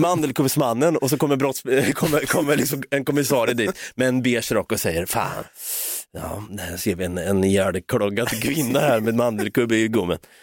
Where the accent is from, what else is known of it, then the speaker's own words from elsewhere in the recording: Norrköping, Östergötland, Sweden; accent: östgötska; vi är från Norrköping